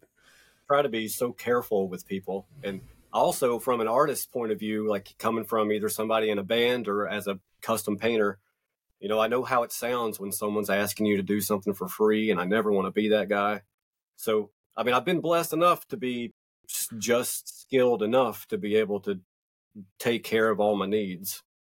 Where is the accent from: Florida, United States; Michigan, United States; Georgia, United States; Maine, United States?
Georgia, United States; North Georgia Mountains, United States; I'm from the North Georgia Mountains